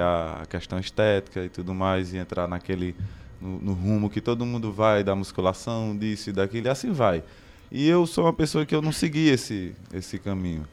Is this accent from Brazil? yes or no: yes; Barbalha, Ceará, Brazil; moved away as an adult; now in Crato, Brazil; comecei em Barbalha, sou de Barbalha, aí vim morar aqui no Crato